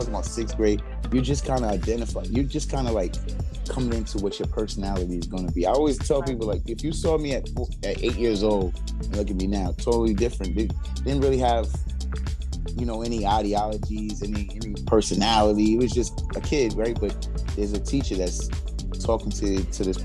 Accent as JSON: {"language": "English", "town": "New York City", "region": "New York", "country": "United States", "tie": "born or raised there", "lives_now": "Queens, New York, United States", "said": "I was coming from Brooklyn"}